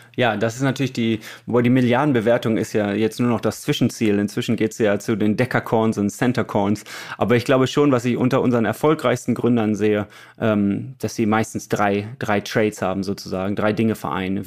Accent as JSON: {"language": "German", "country": "Germany", "said": "wir als Deutsche"}